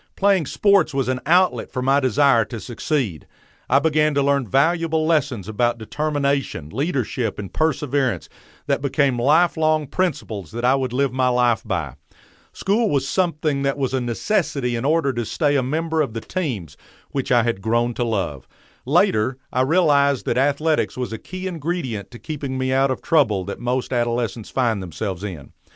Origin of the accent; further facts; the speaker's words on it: Dallas, Texas, United States; as a boy growing up in Pleasant Grove